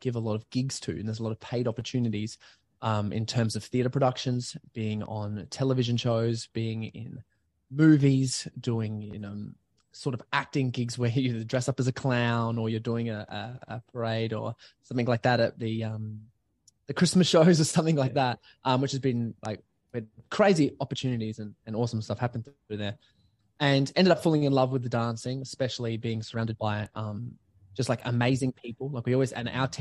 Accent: Adelaide, South Australia, Australia; I was born in Adelaide, like North Adelaide Hospital, and I grew up to be a singer and a dancer and actor

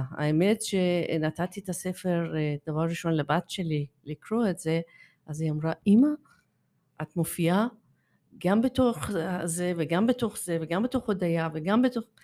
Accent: Iran; now in Israel; אמ, אין קשר, אבל יש קשר מאיפה, מאיפה שאני באה. אני שעליתי ארצה

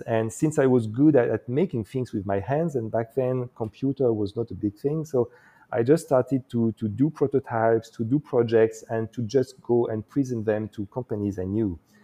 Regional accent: eastern France, France; also born or lived in Morocco; I was born actually in uh, the eastern part of France, very close to uh, to Switzerland

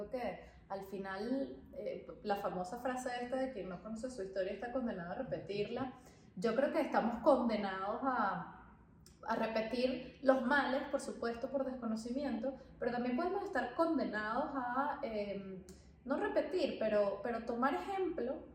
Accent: Venezuela; now in Madrid, Spain; como venezolanos

